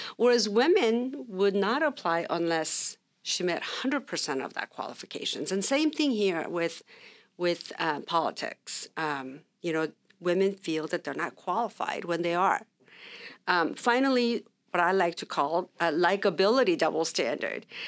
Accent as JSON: {"language": "English", "area": "Orange County", "region": "California", "country": "United States", "tie": "born or raised there", "also_born_or_lived": "Sacramento", "said": "we grew up in Orange County"}